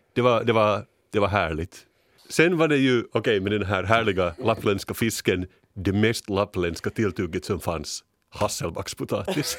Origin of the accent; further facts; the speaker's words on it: Finland; som vi finländare